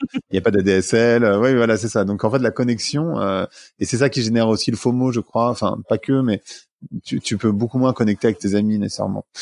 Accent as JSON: {"language": "French", "area": "Paris suburbs", "region": "Île-de-France", "country": "France", "tie": "born or raised there", "also_born_or_lived": "New York, United States", "said": "je suis né dans une cité de la banlieue parisienne"}